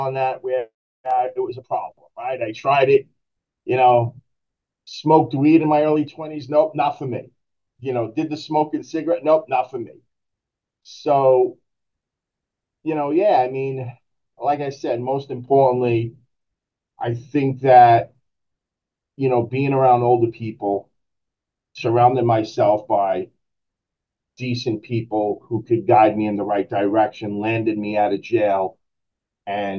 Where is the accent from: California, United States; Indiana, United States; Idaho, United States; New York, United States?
New York, United States; New York City; born and raised in Brooklyn